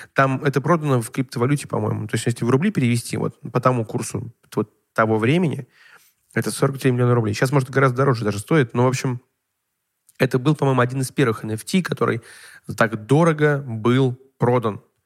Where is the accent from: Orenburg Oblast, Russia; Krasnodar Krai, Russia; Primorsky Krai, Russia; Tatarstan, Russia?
Orenburg Oblast, Russia; Orenburg; я жил в Оренбурге, мне было одиннадцать лет